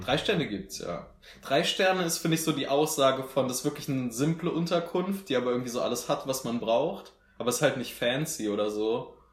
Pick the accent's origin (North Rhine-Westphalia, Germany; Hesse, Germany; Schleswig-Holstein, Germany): Hesse, Germany; Marburg; dass wir aus Marburg kommen